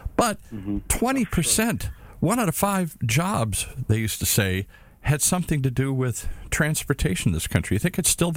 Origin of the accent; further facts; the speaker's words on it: Detroit, Michigan, United States; I grew up in Detroit in the belly of the beast